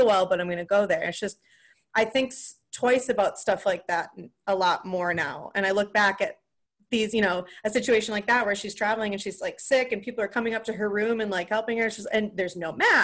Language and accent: English; De Pere, Wisconsin, United States; I'm from northern Wisconsin. I'm from De Pere, Wisconsin, like right outside of Green Bay